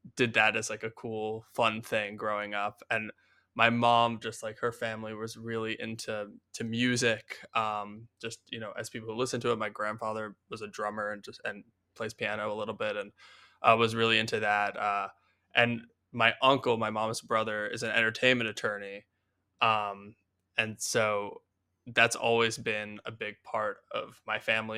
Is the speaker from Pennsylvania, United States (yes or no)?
yes; Philadelphia, Pennsylvania, United States; moved away; also born or lived in New York; I'm from Philadelphia originally